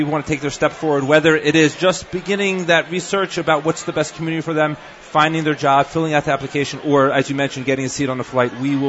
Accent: United States; moved away as an adult; also born or lived in Philadelphia / Cherry Hill, New Jersey / Washington, D.C.; now in Israel; I was born in Philadelphia, to my own credit. So I can say that I was born and I'm from Philadelphia.

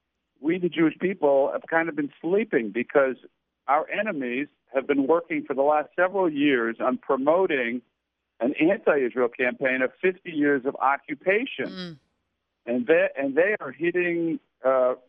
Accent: Canada; I grew up in Canada

